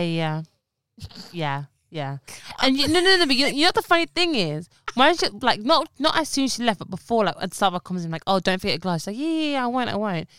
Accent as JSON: {"language": "English", "region": "London", "country": "United Kingdom", "tie": "born or raised there", "said": "I've been in East London, babe, since day one"}